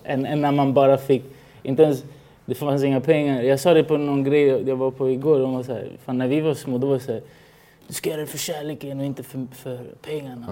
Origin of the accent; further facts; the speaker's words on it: Stockholm, Stockholm County, Sweden; also born or lived in Chile; Jag var, jag var från Rinkeby